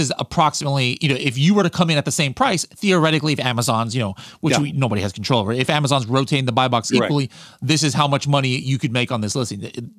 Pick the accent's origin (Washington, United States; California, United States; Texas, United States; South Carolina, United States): California, United States; see, why am I saying y'all? I'm from California.